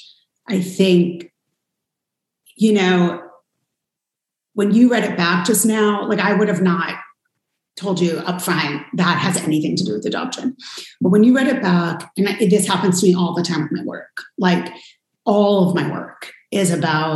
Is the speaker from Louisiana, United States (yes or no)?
no; New York, United States; I was born and adopted in New York